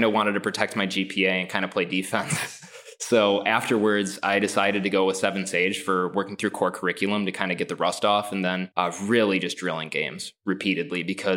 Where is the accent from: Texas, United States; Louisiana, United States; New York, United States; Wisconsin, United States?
Wisconsin, United States; Northeast; I'm originally from Northeast Wisconsin